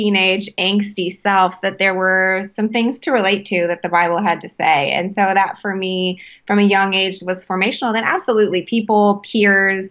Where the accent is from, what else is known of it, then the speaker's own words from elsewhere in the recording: Calgary, Alberta, Canada; I was born in Canada, actually. I was born in Calgary, Alberta